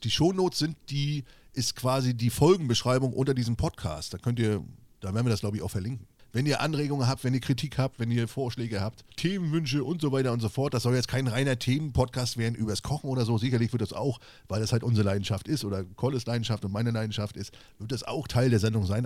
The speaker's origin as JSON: {"language": "German", "region": "East Germany", "country": "Germany", "said": "ich komme ja aus dem Osten"}